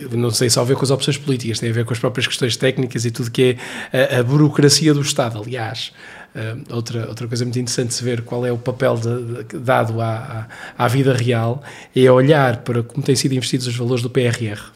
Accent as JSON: {"language": "Portuguese", "region": "Viana do Castelo", "country": "Portugal", "tie": "born or raised there", "said": "eu sou recenseado em Viana do Castelo, porque é a minha terra onde eu nasci e onde vivi grande parte da minha vida."}